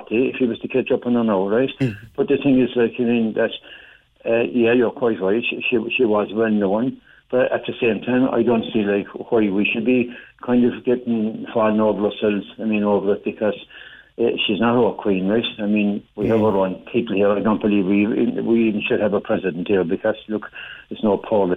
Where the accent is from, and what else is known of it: Ireland